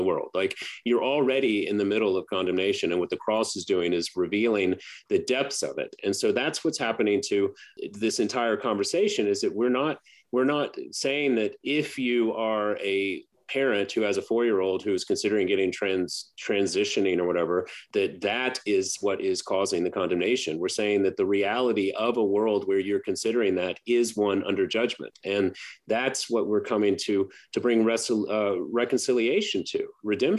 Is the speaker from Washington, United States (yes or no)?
no; Baton Rouge, Louisiana, United States; growing up in Baton Rouge